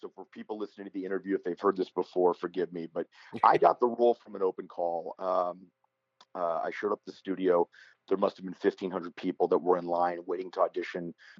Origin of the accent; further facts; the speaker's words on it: New Castle, Pennsylvania, United States; moved away as an adult; also born or lived in Boston / Los Angeles; So I grew up in Western Pennsylvania, in Newcastle, Pennsylvania.